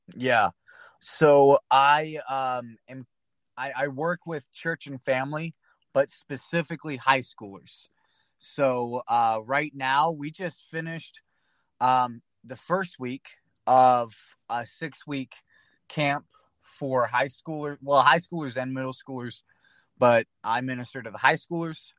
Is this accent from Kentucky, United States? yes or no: yes; Flatwoods, Kentucky, United States; moved away as an adult; also born or lived in Maryland / Mount Vernon, Ohio; now in Indianapolis, United States; I was born in Maryland, but when I was like four, we moved to this little town called Flatwoods, Kentucky